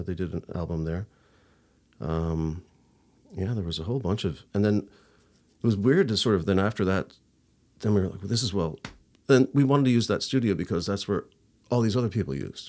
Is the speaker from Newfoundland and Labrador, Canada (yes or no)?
yes; St. John's, Newfoundland and Labrador, Canada; I'm from, uh, Saint John's. I was born, uh, at the Grace Hospital